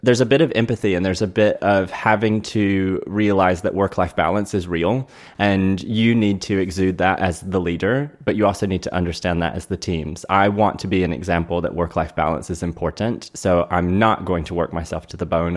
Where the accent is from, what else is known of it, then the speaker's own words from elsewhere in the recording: North Carolina, United States; moved away as an adult; also born or lived in Durham, North Carolina; now in South Florida, United States; born and raised in North Carolina and started my career there in retail.